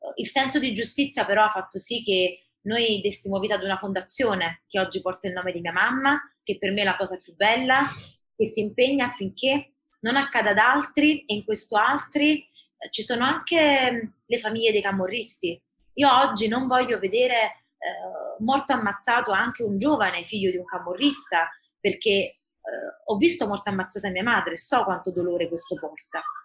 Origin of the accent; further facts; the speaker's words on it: Naples, Campania, Italy; nata a Napoli, classe 87 ad aprile, quindi ho compiuto 34 anni e dopo, come spesso accade, formazione e vita anche all'estero, oggi vivo e lotto per la mia Napoli